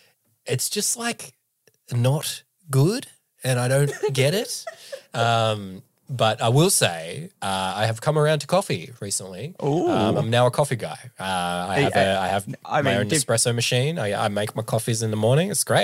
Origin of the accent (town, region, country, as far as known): Australia